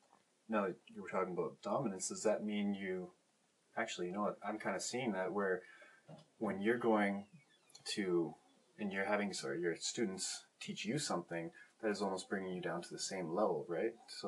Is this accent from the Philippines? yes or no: yes; Philippines; I'm Filipino, and I've been followed too for random reasons.